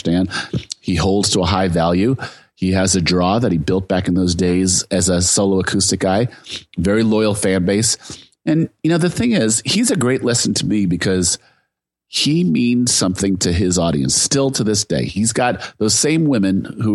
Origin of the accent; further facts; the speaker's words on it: Silicon Valley, California, United States; I'm from Silicon Valley